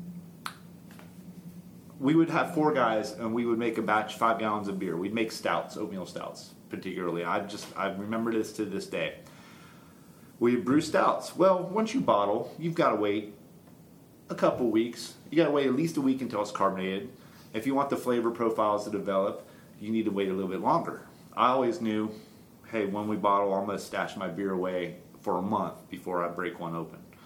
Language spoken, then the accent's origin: English; Florida, United States; now in Knoxville, United States; I grew up in Florida.